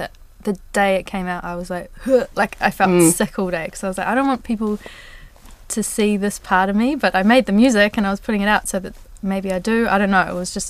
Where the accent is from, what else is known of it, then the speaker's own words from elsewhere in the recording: Rotorua, Bay of Plenty, New Zealand; my hometown of Rotorua